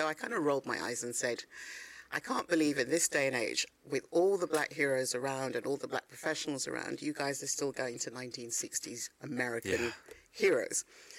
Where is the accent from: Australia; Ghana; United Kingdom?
Ghana; I felt guilty because I knew that I'm from Ghana and my country needed the skills